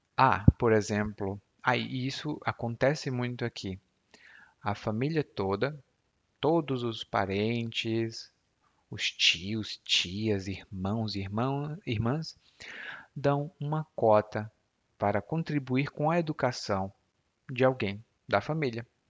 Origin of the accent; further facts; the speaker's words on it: Ceará, Brazil; eu sou cearense